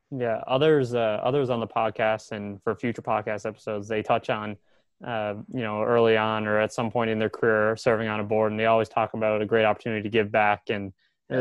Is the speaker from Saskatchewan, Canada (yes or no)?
no; Newfoundland and Labrador, Canada; I'm from Newfoundland